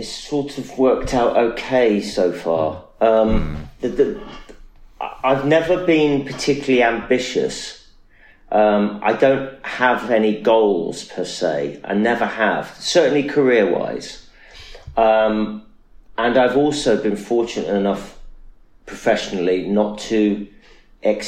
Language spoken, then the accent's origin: English; Nottingham, East Midlands, United Kingdom; also born or lived in Manchester; I'm from Nottingham.